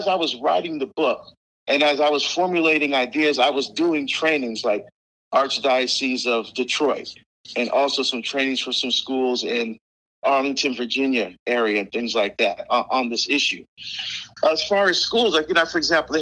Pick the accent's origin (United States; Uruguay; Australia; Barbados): Barbados; moved away; I was born in Barbados. I love my Caribbean heritage. I love my food and my culture. I still speak our dialect.